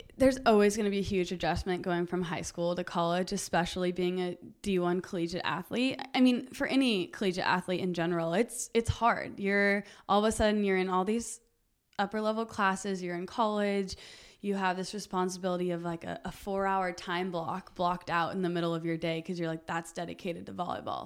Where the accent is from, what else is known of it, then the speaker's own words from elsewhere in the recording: Huntington Beach, California, United States; also born or lived in Costa Mesa, California; I was born in Long Beach, and then my family is from like the Costa Mesa area, so I grew up in Huntington Beach